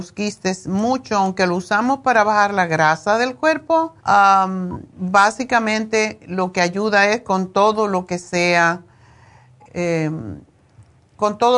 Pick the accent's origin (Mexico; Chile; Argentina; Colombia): Mexico; Yo soy mexicana.